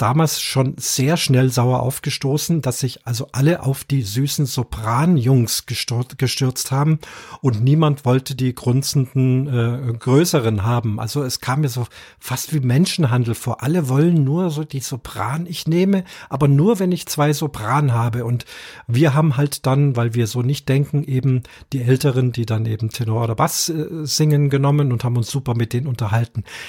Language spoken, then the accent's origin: German; Munich, Bavaria, Germany; ich bin ja hier aus, aus Bayern, bin ein Münchner